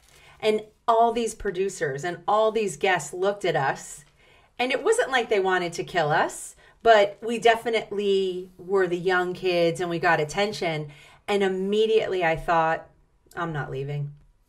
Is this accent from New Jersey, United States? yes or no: yes; Atlantic City, New Jersey, United States; born there; I was born in Atlantic City, New Jersey. We were born in Atlantic City, New Jersey. In fact, it's the green space on the Monopoly board, Pacific Avenue